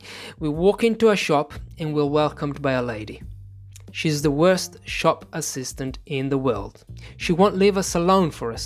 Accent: Italy; English is a second language; As soon as we say Italy

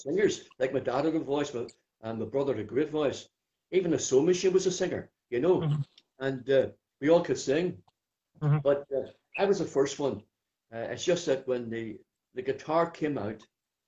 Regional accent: Belfast, Northern Ireland, United Kingdom; I'm from East Belfast, originally. Many years ago, of course, I come from the area called Bloomfield.

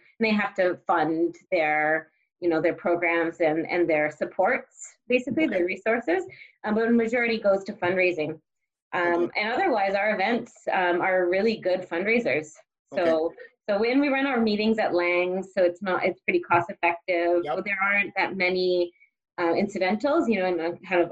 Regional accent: Richmond Hill, Ontario, Canada; moved away as an adult; also born or lived in Ottawa / England; now in Cambridge, Canada; I was born and raised in Richmond Hill

